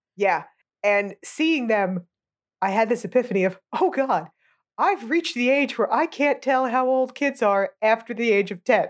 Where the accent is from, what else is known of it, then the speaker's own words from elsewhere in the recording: United States; I'm American